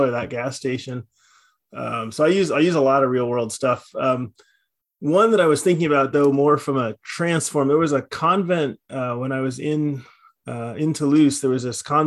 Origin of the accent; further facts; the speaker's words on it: Nebraska, United States; the house that I grew up in Nebraska